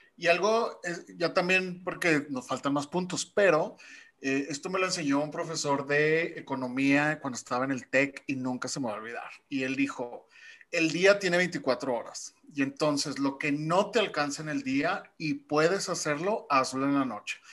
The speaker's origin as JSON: {"language": "Spanish", "country": "Mexico", "said": "como buenos mexicanos"}